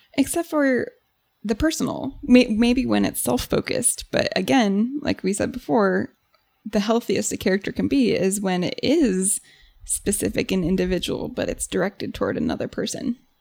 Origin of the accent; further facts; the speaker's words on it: United States; as an American